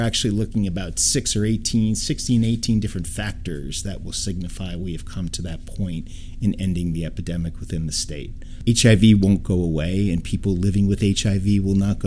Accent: Troy, New York, United States; Native New Yorker, born in Troy, New York

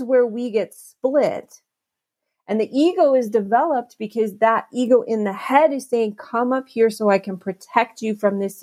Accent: New York City, New York, United States; I was born in Albert Einstein Hospital in the Bronx

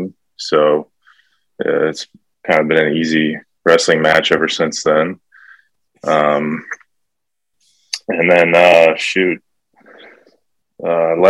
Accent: Rosemount, Minnesota, United States; We grew up in Rosemount, Minnesota, suburbs of St. Paul, Minneapolis.

